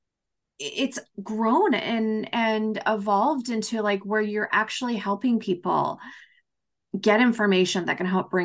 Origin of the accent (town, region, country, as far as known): Canada